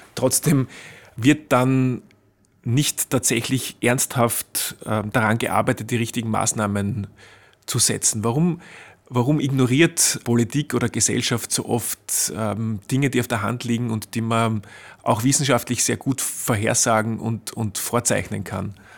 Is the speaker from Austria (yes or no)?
yes; Austria; bei uns in Österreich